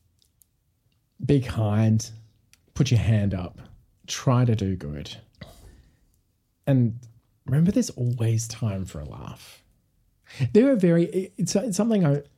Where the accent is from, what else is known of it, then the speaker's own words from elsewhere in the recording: Perth, Western Australia, Australia; moved away; In WA, like, so I'm from Perth